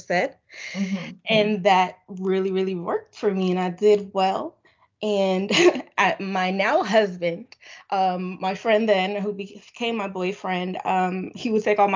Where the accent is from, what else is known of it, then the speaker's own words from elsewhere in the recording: Springfield, Massachusetts, United States; moved away as an adult; also born or lived in Philadelphia; I'm from Springfield, Massachusetts